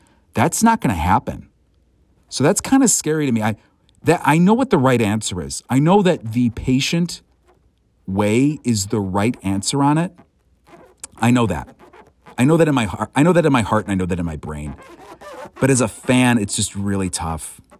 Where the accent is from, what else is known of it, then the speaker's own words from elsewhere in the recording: Chicago, Illinois, United States; I know I'm from the Chicago area, so I say dots.